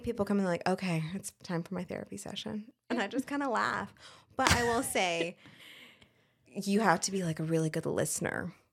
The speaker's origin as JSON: {"language": "English", "region": "Colorado", "country": "United States", "tie": "born or raised there", "also_born_or_lived": "Fayetteville, North Carolina", "moved": "as an adult", "lives_now": "North Carolina, United States", "said": "I was originally born and raised in Colorado, a very small ranching community"}